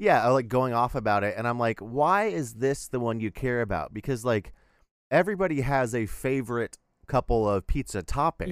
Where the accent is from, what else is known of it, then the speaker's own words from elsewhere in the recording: Texas, United States; as a Texan